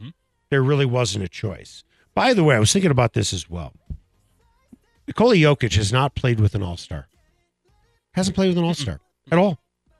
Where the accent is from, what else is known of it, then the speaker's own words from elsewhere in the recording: Chicago, Illinois, United States; now in Denver, United States; And I grew up in Chicago, a Bulls fan.